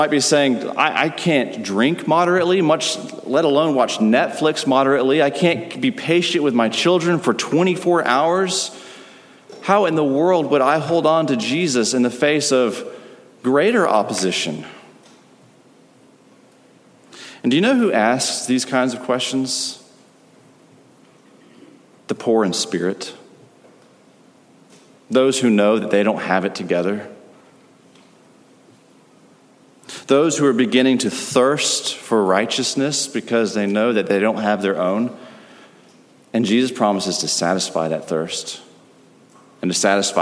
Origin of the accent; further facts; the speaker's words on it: United States; As an American